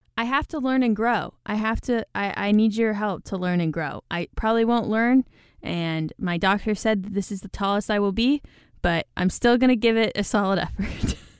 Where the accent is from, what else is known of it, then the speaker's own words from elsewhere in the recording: Midwest, United States; accent: Midwest; My disgusting Midwest accent